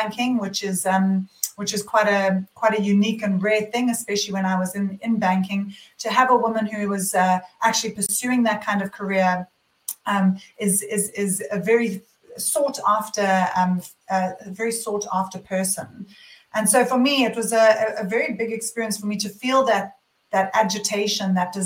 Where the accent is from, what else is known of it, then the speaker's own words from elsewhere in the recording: South Africa; moved away as an adult; also born or lived in London, United Kingdom / Sydney, Australia; now in Byron Bay, Australia; I am actually born and bred in South Africa. And I left South Africa when I finished university when I was 21 years old.